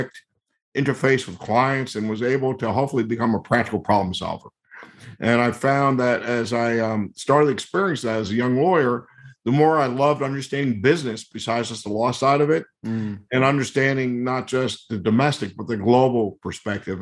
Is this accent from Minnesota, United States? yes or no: no; New Jersey, United States; moved away as an adult; also born or lived in Maine / New Orleans; I grew up in New Jersey, as you mentioned, and I went to college in Maine.